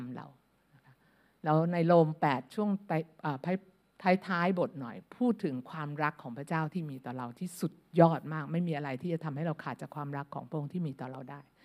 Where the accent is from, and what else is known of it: Thailand